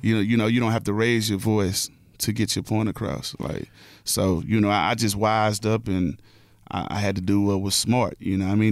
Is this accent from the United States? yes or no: yes; Houston, Texas, United States; I'm from Houston